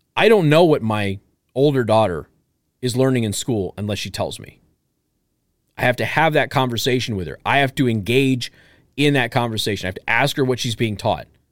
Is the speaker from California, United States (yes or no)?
no; Las Vegas, Nevada, United States; I grew up poor in a gang-infested area, uh, lot of violence, lot of that stuff, okay? My mom took a risk of going to jail by lying about where we lived, so I didn't have to go to a sixth grade center. And again, we're from Las Vegas